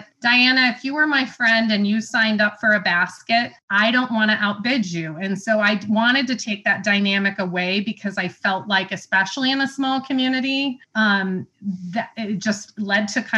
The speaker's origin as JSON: {"language": "English", "region": "Illinois", "country": "United States", "moved": "yes", "lives_now": "Indiana, United States", "said": "I'm from Illinois"}